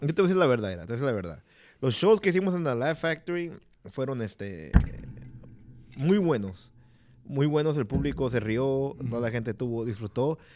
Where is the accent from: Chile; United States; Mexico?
United States; Chicago, Illinois; en la calle donde crecí yo, en la Fullerton y en la Diversi